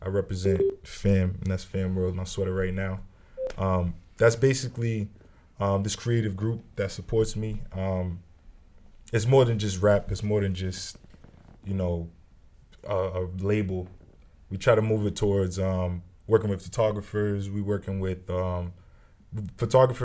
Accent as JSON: {"language": "English", "town": "Brockton", "region": "Massachusetts", "country": "United States", "tie": "born or raised there", "said": "I'm from Brockton. That's where I was raised. I grew up there."}